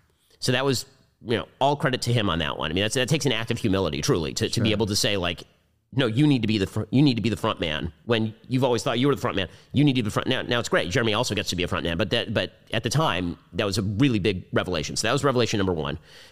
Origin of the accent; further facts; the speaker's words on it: United States; I'm very American.